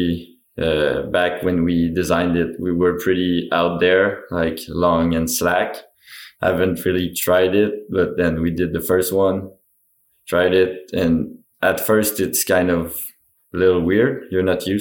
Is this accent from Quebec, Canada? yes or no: yes; Mont-Sainte-Anne, Quebec, Canada; Born and raised in Mont-Saint-Anne, like trails are rough there, but that's what we like and that's what we grew up enjoying.